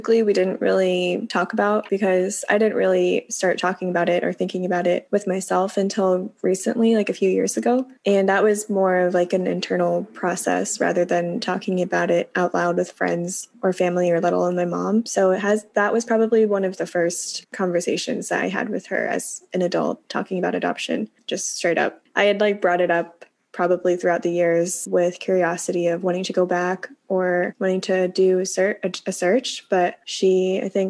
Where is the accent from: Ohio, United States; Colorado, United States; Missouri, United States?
Missouri, United States; Kansas City; moved away; also born or lived in Hunan, China; I grew up with two moms, a lesbian couple, in Kansas City, Missouri